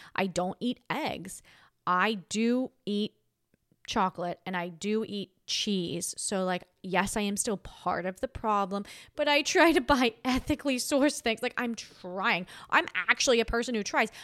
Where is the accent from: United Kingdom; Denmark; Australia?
Australia; now in United States; I'm Australian